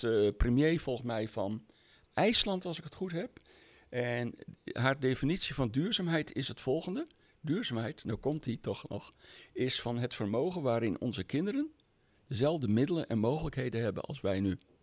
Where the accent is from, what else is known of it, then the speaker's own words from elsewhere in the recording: Friesland, Netherlands; ik ben Fries van oorsprong.